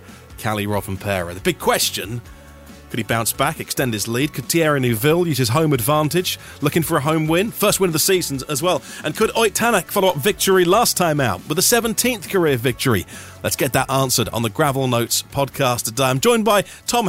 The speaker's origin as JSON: {"language": "English", "area": "East Anglia", "region": "East of England", "country": "United Kingdom", "tie": "born or raised there", "said": "I grew up in East Anglia, which geographically isn't a million miles away"}